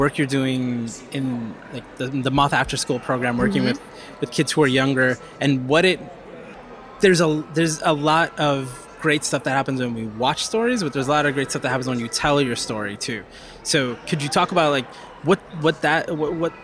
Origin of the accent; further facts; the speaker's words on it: Puerto Rico; moved away; I was born in Puerto Rico, and that's an island